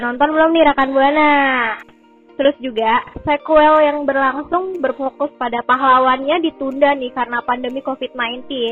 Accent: Tangerang, Banten, Indonesia; dari kota gue sama Vira yaitu kota Tangerang

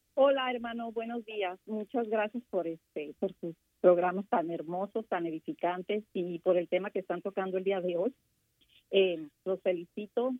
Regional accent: Mexico; Yo como mexicana

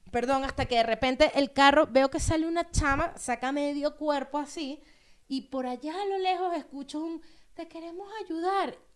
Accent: Los Teques, Miranda, Venezuela; yo nací y crecí en Los Teques, mi mamá sigue viviendo en Los Teques.

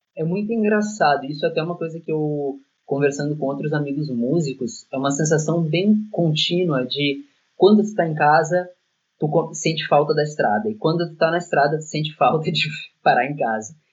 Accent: Porto Alegre, Rio Grande do Sul, Brazil; moved away as an adult; now in Milan, Italy; Porto Alegre, que é a nossa cidade natal

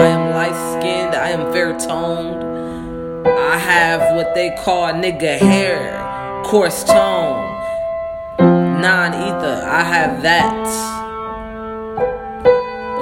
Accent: United States; on our birth certificate, it says we are from the United States of America.

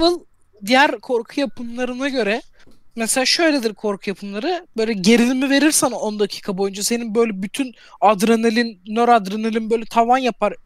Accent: Turkey; Ben Türk'üm

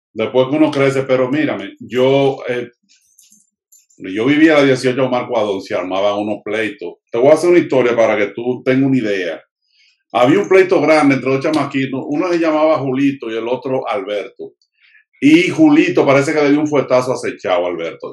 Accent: Santo Domingo, Distrito Nacional, Dominican Republic; yo soy maestro de español en la escuela pública y eh, vengo de Villajuana

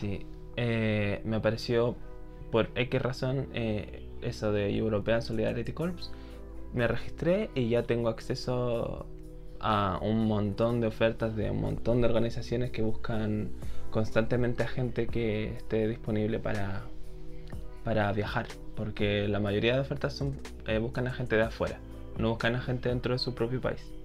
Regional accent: Chile; yo creo que soy más de Corea que de Chile

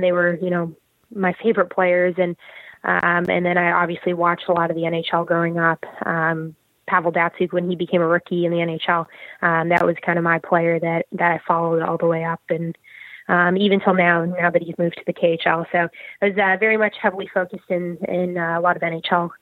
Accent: Burnaby, British Columbia, Canada; I grew up in Burnaby, British Columbia, um, just outside of uh, downtown Vancouver.

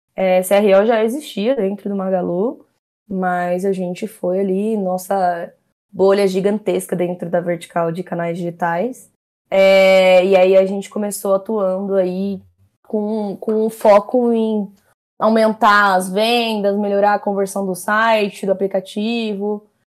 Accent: São Paulo, Brazil; Sou da Zona Norte de São Paulo

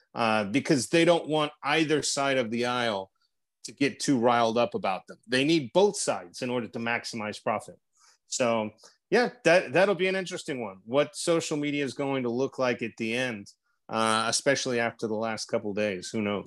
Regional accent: Texas, United States; moved away as an adult; now in Russia; I am a Texan abroad

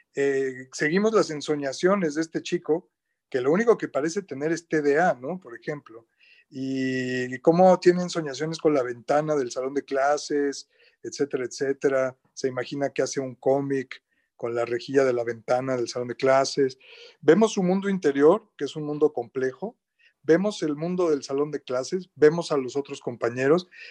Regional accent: Mexico City, Mexico; yo soy chilango, como bien dijiste, o sea, de la Ciudad de México

